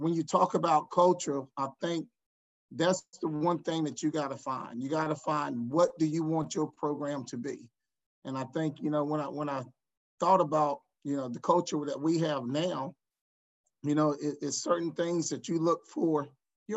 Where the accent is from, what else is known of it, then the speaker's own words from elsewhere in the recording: Wake Forest, North Carolina, United States; Born and raised in Wake Forest, went to high school at Wake Forest Roseville.